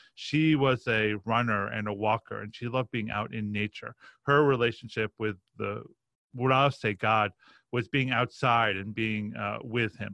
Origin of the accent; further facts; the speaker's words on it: Roslyn, New York, United States; I grew up on the North Shore of Long Island